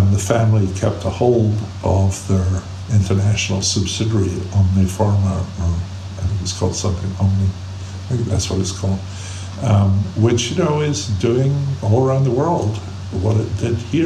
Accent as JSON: {"language": "English", "region": "Scotland", "country": "United Kingdom", "tie": "born or raised there", "moved": "yes", "lives_now": "United States", "said": "I grew up in Scotland"}